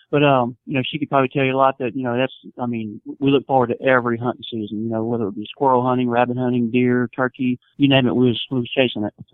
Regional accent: Ocean Springs, Mississippi, United States; right here in uh, South Mississippi, Ocean Springs, Mississippi uh, which is about four miles if you're familiar with Biloxi Gulfport, that area. And I've been in, been born and raised here my whole life

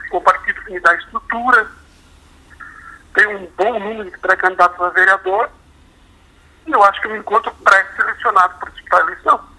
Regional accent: Blumenau, Santa Catarina, Brazil; Bom, eu nasci em Blumenau, né? De, quando construí minha vida em Blumenau, estou em Blumenau, vivo aqui.

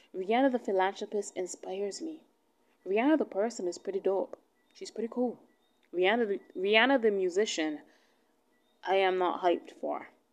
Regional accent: Barbados; I'm from Barbados. Alright, I'm I'm from where she's from.

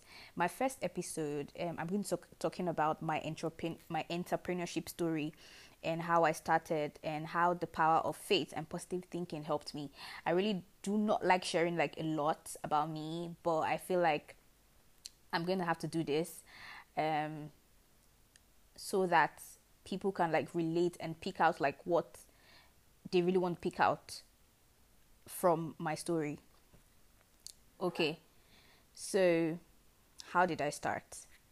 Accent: Nigeria; also born or lived in Lagos; now in Abuja, Nigeria

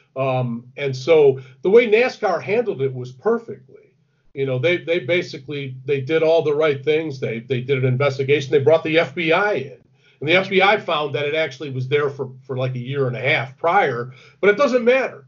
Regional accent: Detroit, Michigan, United States; moved away; I'm from Detroit originally

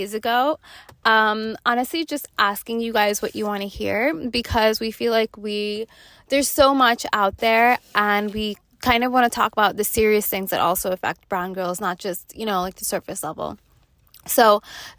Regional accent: New York, United States; I was growing up in New York

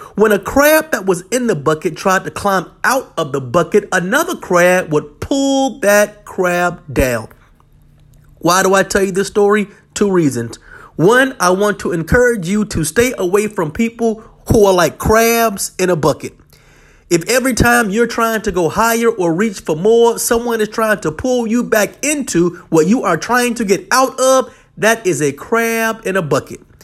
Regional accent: Norfolk, Virginia, United States; I grew up in Norfolk, Virginia, where occasionally we would go crabbing

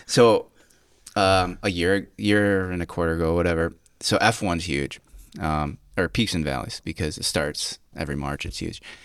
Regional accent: Cayuga Lake, New York, United States; where I grew up on Cuyca Lake.

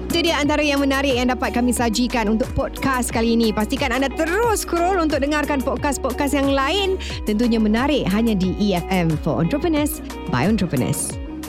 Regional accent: Johor, Malaysia; rumah saya orang Johor

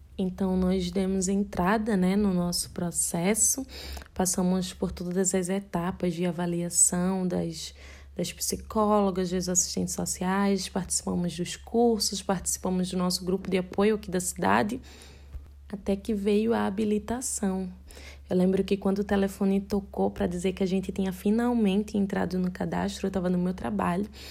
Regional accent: Recife, Pernambuco, Brazil; Eu sou casada com Sérgio, nós somos de Recife, Pernambuco

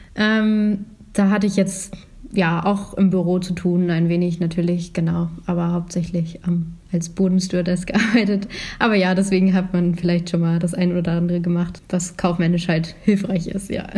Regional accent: Schleswig-Holstein, Germany; ich komme aus Schleswig-Holstein

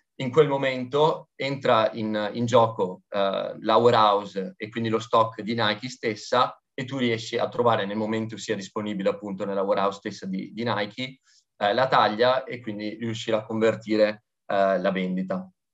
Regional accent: Veneto, Italy; da buon Veneto

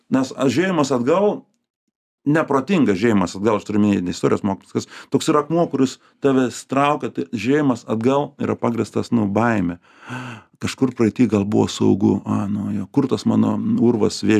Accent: Šiauliai, Šiauliai County, Lithuania; now in Vilnius, Lithuania; aš šiaulietis aš šiaulietis vilniuj kaip tas

